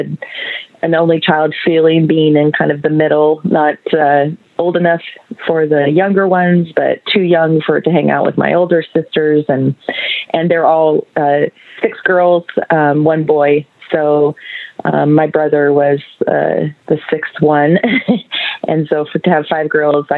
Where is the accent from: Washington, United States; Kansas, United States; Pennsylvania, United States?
Washington, United States; Seattle; I was born and raised in Seattle, Washington, and pretty much lived in Washington my whole life.